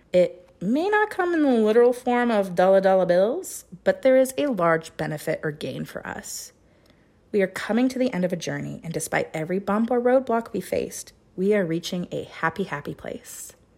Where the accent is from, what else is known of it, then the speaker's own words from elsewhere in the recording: Chilliwack, British Columbia, Canada; in my hometown of Chilliwack, B C.